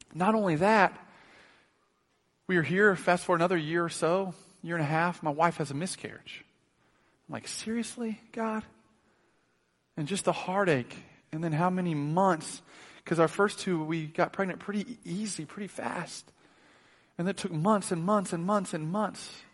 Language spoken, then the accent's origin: English; Oklahoma City, Oklahoma, United States; moved away; also born or lived in Kansas City; I grew up in Oklahoma City